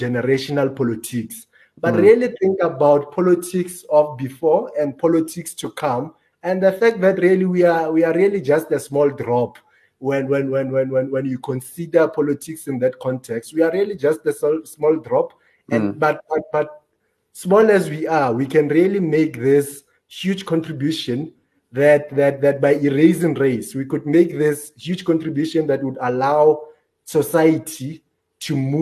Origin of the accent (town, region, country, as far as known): South Africa